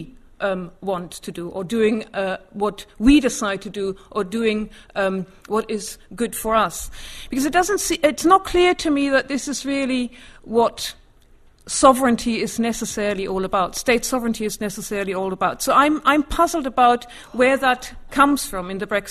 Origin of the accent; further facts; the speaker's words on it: Germany; moved away as an adult; now in United Kingdom; although I grew up in Germany, I have an English mother.